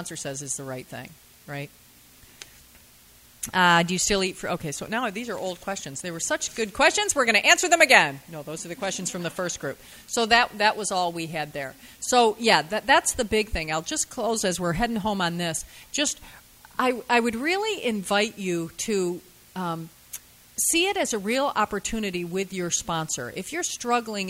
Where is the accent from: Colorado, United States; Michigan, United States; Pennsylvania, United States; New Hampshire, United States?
Michigan, United States; Lansing; I'm from Lansing, Michigan